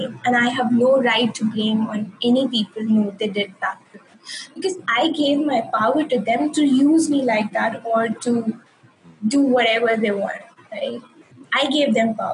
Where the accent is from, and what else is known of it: India; moved away as an adult; also born or lived in United Kingdom